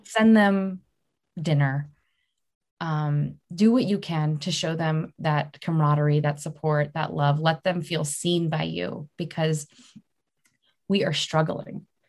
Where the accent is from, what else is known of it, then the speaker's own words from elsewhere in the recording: Maryland, United States; moved away; I'm from Maryland